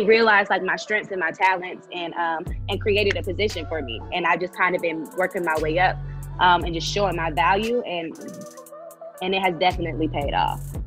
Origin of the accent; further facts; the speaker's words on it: Tallahassee, Florida, United States; moved away as an adult; also born or lived in Rochester, New York; now in Atlanta, United States; I'm originally from Rochester, New York, but I grew up in Tallahassee, Florida.